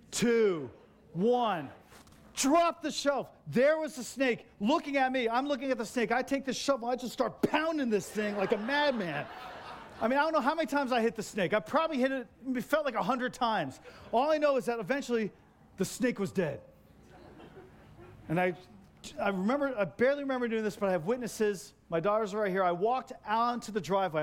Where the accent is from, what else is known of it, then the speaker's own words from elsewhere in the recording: New Jersey, United States; moved away; I grew up in Jersey and like on Bradford Street.